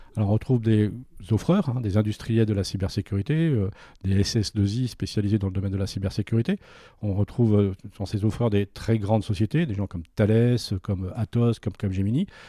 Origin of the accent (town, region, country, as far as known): France